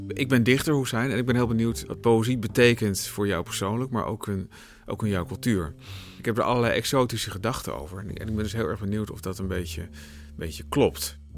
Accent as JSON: {"language": "Dutch", "region": "Utrecht", "country": "Netherlands", "tie": "born or raised there", "said": "Ik ben opgegroeid in Tuindorp, de jaren 30 wijk. Dat is, dat is niet ver vandaan waar we dit gesprek nu hebben in Overvecht"}